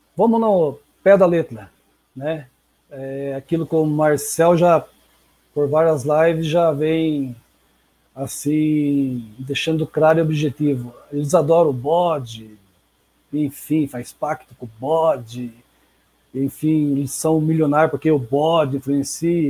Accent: Sarapuí, São Paulo, Brazil; now in Sorocaba, Brazil; as raízes, uma cidade bem pequena, vinda de uma cidade de Sarapuí talvez alguns devem conhecer, mas resido hoje na, aqui na Zona Norte, em Sorocaba

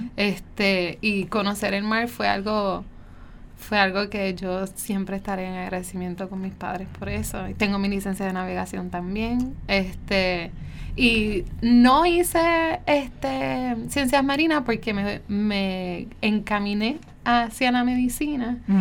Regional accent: Caguas, Puerto Rico; also born or lived in San Juan metropolitan area, Puerto Rico; me crié en Caguas, este, mis papás aún residen en Caguas

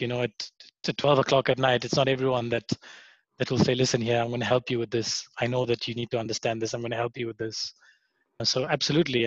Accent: Kokstad, KwaZulu-Natal, South Africa; also born or lived in Kenya; I grew up in a in a small town called Kokstad. It's on the on the border of Eastern Cape and KZN.

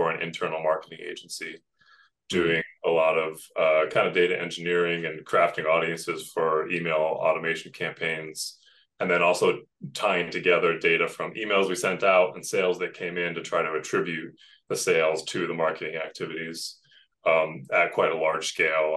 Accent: Western Massachusetts, United States; moved away as an adult; also born or lived in New York City, United States; I was trying to move back to my hometown in Western Massachusetts

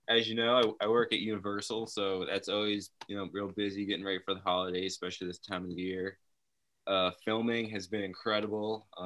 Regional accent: New Jersey, United States; also born or lived in Brazil; In Jersey and uh, pretty much graduated high school from here and then moved out west for a bit.

